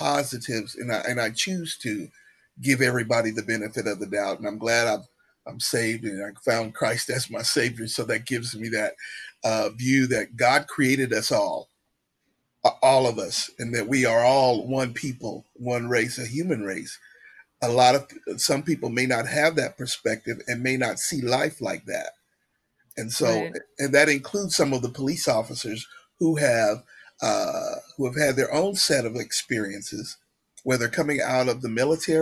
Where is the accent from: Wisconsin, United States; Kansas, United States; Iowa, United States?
Kansas, United States; Southeast; moved away as an adult; now in Wichita, United States; I'm from Southeast Kansas